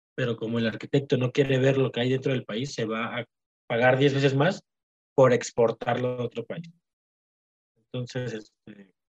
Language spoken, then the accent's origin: Spanish; Mexico; como arquitectos mexicanos